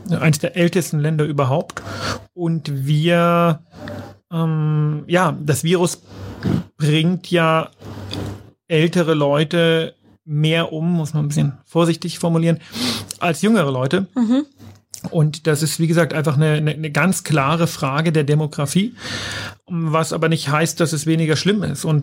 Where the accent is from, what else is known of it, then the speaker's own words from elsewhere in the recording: Bavaria, Germany; Ja, als Bayer denkt man immer Deutschland